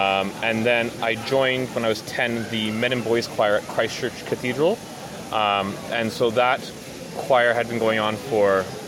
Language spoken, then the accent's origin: English; Ottawa, Ontario, Canada; I grew up in Ottawa, so the capital city